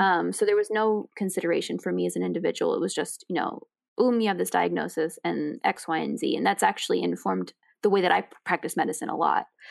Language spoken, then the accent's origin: English; New York City, New York, United States; I grew up in New York City